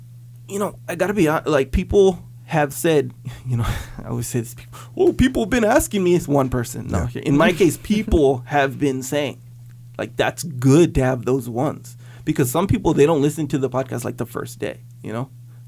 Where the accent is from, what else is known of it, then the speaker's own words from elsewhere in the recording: Kauai, Hawaii, United States; growing up in Kauai, and then living here